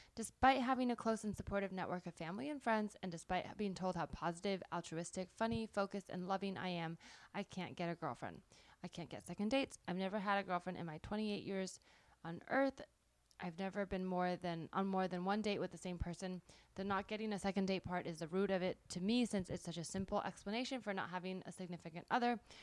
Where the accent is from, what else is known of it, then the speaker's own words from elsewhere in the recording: South Bay, Bay Area, California, United States; moved away as an adult; also born or lived in New York; now in Los Angeles, United States; I grew up in the South Bay